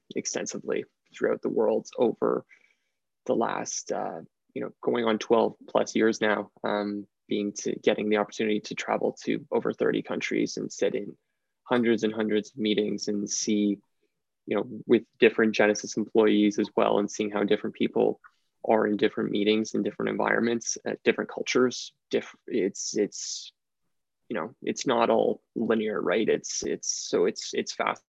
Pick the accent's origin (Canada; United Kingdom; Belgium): Canada; Ontario; I was born and raised here in Ontario, where I still reside.